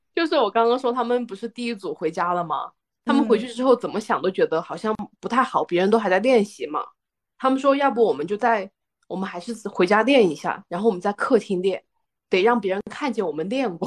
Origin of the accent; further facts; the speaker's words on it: Guizhou, China; moved away; 我的老家不是重庆啊，就是一个 ，嗯，贵州的偏远山区